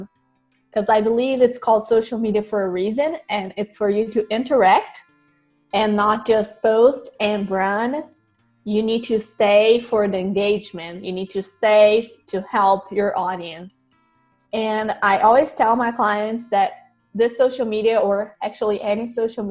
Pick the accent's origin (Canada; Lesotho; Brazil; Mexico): Brazil; moved away as an adult; now in United States; I grew up in Brazil, was born there